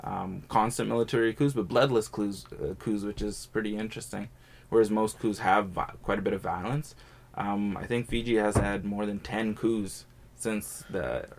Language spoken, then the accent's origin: English; Edmonton, Alberta, Canada; I was born and raised in Edmonton, but I'm a first generation Canadian. My parents were born in Fiji, and then a number of generations back, generally between four and six generations or five generations, would have been back from somewhere in India, somewhere in Pakistan